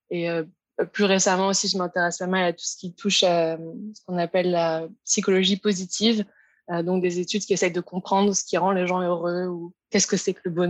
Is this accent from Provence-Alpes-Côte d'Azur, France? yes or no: yes; Aix-en-Provence, Provence-Alpes-Côte d'Azur, France; now in London, United Kingdom; Ouais, bah, du coup, je viens d'Aix-en-Provence, dans le sud de la France. Et euh, donc, comme on disait, j'habite maintenant à Londres depuis 5 ans.